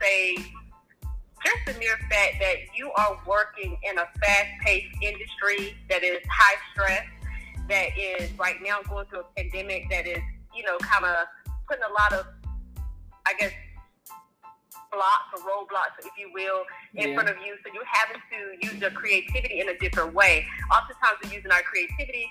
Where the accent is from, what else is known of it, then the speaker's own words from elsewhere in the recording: North Carolina, United States; now in Atlanta, United States; I'm originally from North Carolina, as you guys heard, but I'm based in Atlanta, Georgia